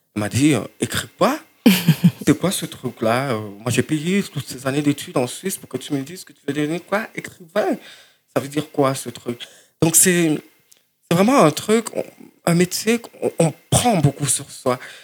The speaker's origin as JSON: {"language": "French", "country": "Cameroon", "moved": "yes", "said": "je viens du Cameroun et Cameroun francophone"}